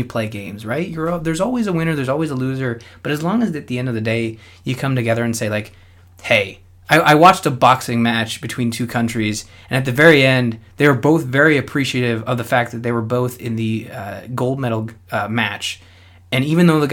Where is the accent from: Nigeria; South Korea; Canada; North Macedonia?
Canada; as a English-Canadian